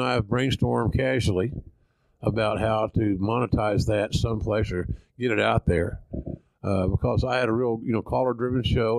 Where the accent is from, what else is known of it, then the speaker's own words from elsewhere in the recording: Oklahoma, United States; accent: Southern; I know him. We're both from Oklahoma. We are.